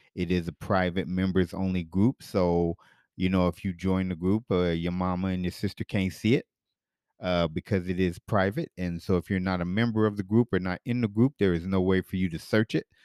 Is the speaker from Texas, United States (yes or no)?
no; Denver, Colorado, United States; as a kid growing up in Denver where I was the only black kid in my elementary school.